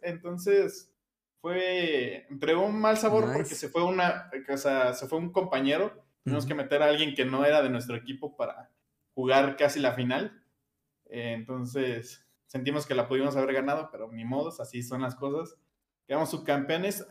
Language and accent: Spanish; Mexico City, Mexico; soy de Iztapalapa, mm, aquí de la Ciudad de México